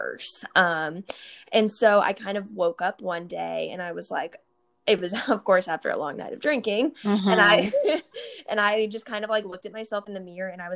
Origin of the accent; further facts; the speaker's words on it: Kansas, United States; now in Dallas, United States; I am originally from Kansas, but I live in Dallas, Texas right now